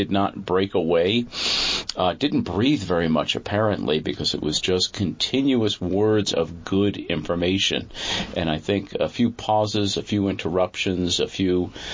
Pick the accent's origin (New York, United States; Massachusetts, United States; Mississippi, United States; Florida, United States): New York, United States; Long Island; moved away as an adult; also born or lived in Brooklyn, New York; now in northern New York, United States; I was born in Brooklyn, grew up on Long Island, escaped to northern New York and stayed there